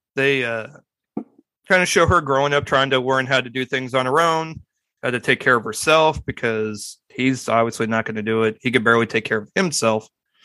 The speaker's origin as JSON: {"language": "English", "region": "Midwest", "country": "United States", "said": "I'm from the Midwest and I'm still in the. I'm still in the biscuits and gravy area."}